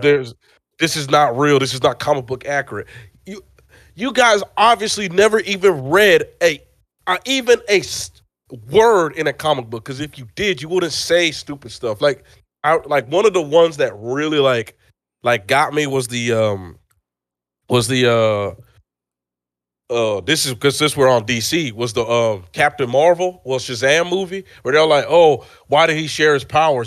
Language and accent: English; Nigeria; I am Nigerian